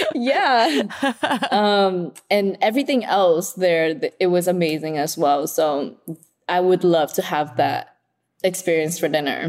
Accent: Oxnard, California, United States; also born or lived in Vietnam; now in Los Angeles, United States; I grew up in Oxnard

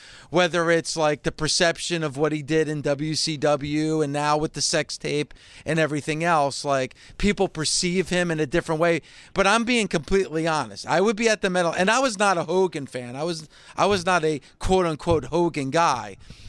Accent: New Jersey, United States; growing up in New Jersey

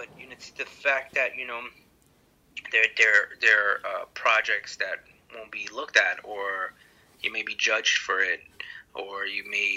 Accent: New York City, New York, United States; growing up in New York City

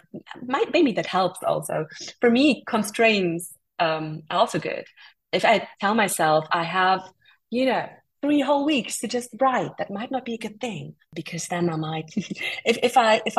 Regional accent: India; growing up in India

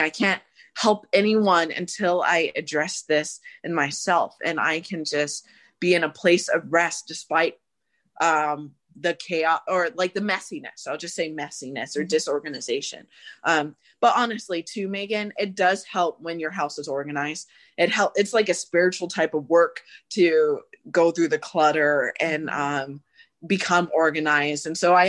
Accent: Phoenix, Arizona, United States; And I grew up in South Phoenix and a bit of the, as some people would say, the ghetto initially, then I moved away from that.

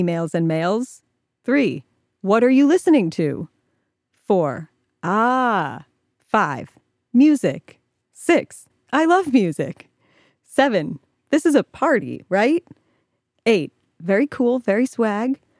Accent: Ohio, United States; I'm from Ohio

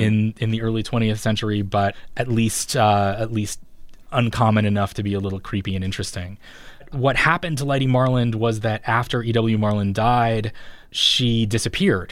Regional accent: Ponca City, Oklahoma, United States; I grew up in a town called Ponca City, Oklahoma

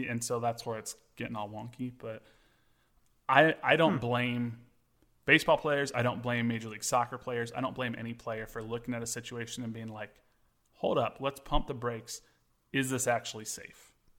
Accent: Kansas, United States; We're from Kansas.

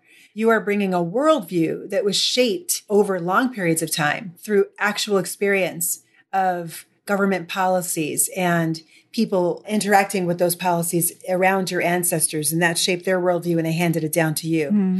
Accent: Midwest, United States; how does New York City interact with my history as a Midwesterner?

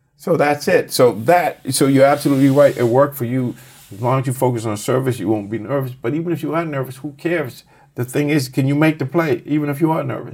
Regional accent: Boston, Massachusetts, United States; I grew up in Boston

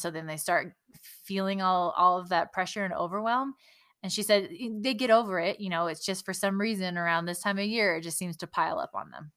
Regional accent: California, United States; since I grew up in California

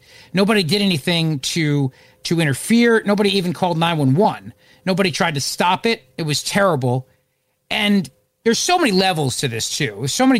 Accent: Philadelphia, Pennsylvania, United States; My hometown of Philadelphia

